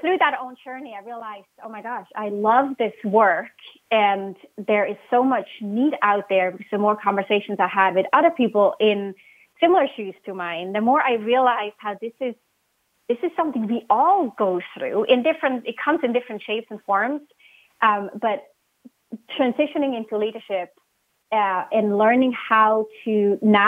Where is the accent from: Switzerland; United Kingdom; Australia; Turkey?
Switzerland; English is a second language; moved away; I was born and raised in Switzerland. You might pick up on my accent.